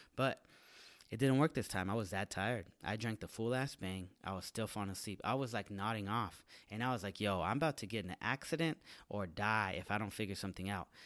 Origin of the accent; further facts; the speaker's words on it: San Jose, California, United States; moved away as an adult; now in Los Angeles, United States; San Jose, my hometown.